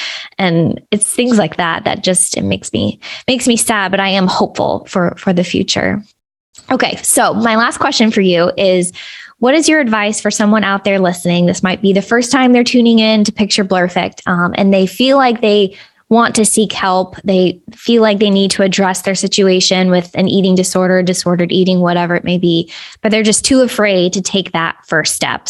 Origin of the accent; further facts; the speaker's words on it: Kentucky, United States; And I came from Kentucky, where it was especially hard to find treatment and place.